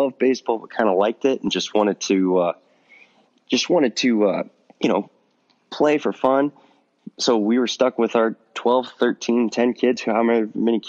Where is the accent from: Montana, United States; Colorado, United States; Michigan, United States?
Montana, United States; Miles City; There's no high school baseball in Montana. And or I guess I should start with my town. It's 8,000 people